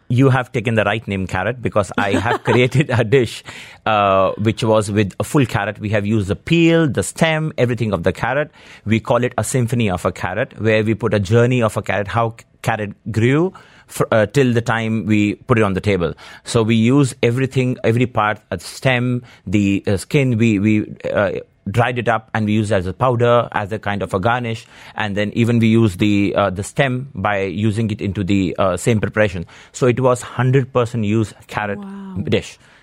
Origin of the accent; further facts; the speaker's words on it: Delhi, India; now in Dubai, United Arab Emirates; I grew up in India, Delhi